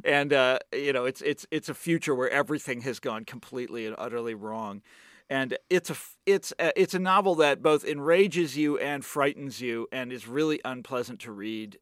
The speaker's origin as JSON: {"language": "English", "town": "Kansas City", "country": "United States", "tie": "born or raised there", "moved": "yes", "said": "my hometown"}